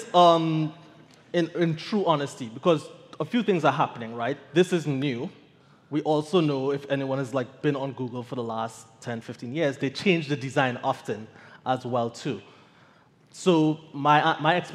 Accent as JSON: {"language": "English", "country": "Trinidad & Tobago", "said": "I am from Trinidad."}